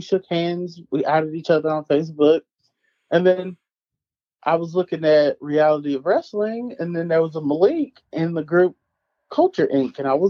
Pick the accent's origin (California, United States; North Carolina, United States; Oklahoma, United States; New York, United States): Oklahoma, United States; Because I'm from Oklahoma.